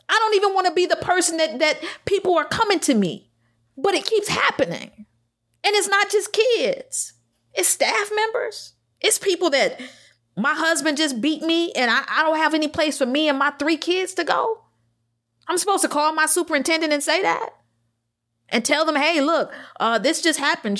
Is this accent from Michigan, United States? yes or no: yes; Detroit, Michigan, United States; I'm from Detroit.